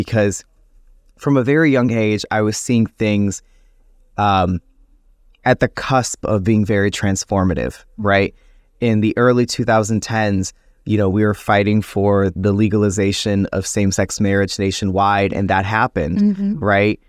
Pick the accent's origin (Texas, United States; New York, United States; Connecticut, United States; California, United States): New York, United States; Buffalo; being a young Latino in the city of Buffalo, and also being a member of the LGBT community, growing up in the Latino community